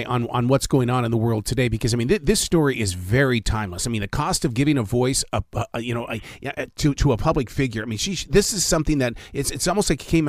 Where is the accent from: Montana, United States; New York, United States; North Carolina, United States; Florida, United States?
Montana, United States; Because I'm from Montana, and Canada was just right there as my neighbor.